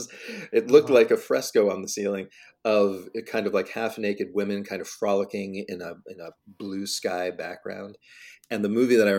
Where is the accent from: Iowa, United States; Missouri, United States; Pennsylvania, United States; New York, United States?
Pennsylvania, United States; Pittsburgh; I actually worked at a theater in Pittsburgh, my hometown